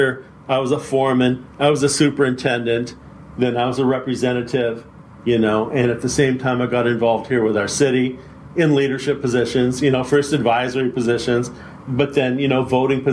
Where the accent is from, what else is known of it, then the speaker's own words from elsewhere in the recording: San Francisco, California, United States; now in San Mateo, United States; my working class background growing up in San Francisco